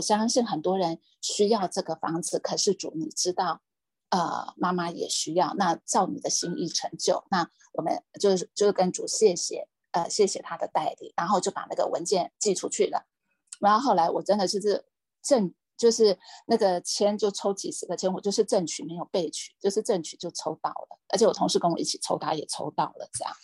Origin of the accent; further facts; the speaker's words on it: Hualien County, Taiwan; now in Taipei, Taiwan; 我故乡在花莲